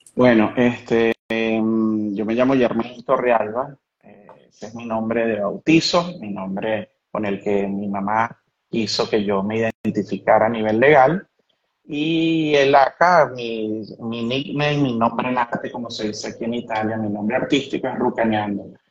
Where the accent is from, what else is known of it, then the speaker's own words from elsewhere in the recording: Caracas, Capital District, Venezuela; moved away as an adult; now in Italy; fui a mis raíces como caraqueño, nacido en la, en la Parroquia Katia y crecido toda mi historia de vida hasta los 38 años en el Marqués